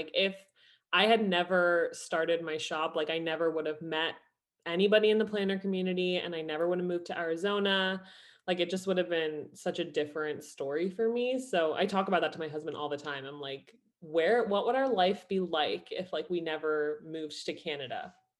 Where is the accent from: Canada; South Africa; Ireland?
Ireland; also born or lived in New Jersey, United States; So I was born in New Jersey. My mom is Irish. So we moved to Ireland when I was 12, did high school, college, and I was a project manager at Yahoo in Ireland.